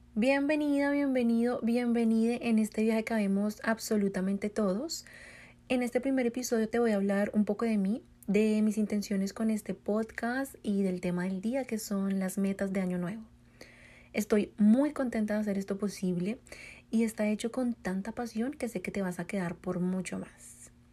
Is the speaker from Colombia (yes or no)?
yes; Colombia; now in United States; soy colombiana, vivo en Estados Unidos